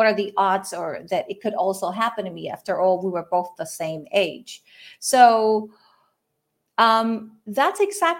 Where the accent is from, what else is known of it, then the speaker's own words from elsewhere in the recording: Puerto Rico; I am from Puerto Rico. I'm Puerto Rican, and I'm actually calling in, tuning in from here now. I was born and raised here